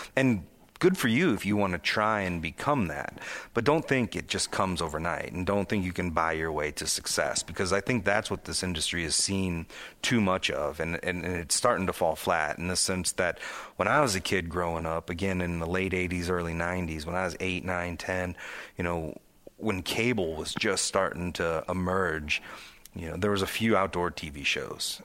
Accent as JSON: {"language": "English", "region": "northwest Indiana", "country": "United States", "tie": "born or raised there", "said": "I grew up near Chicago in northwest Indiana"}